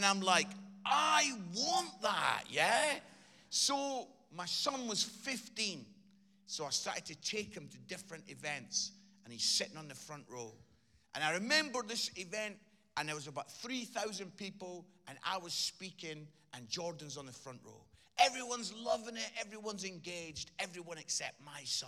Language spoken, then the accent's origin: English; Edinburgh, Scotland, United Kingdom; I grew up in Edinburgh and I used to go as a 15, 16-year-old lad.